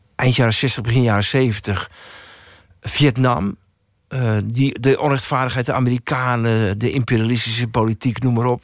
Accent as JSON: {"language": "Dutch", "town": "Baarn", "region": "Utrecht", "country": "Netherlands", "said": "ik zat bij een of andere hulporganisatie in Baren, waar ik vandaan kom"}